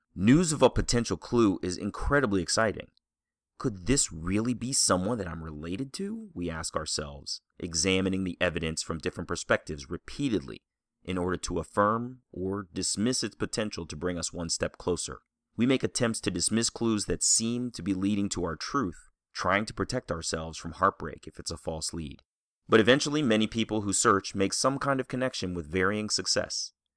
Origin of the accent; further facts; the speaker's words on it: Columbia, Maryland, United States; growing up in Columbia, Maryland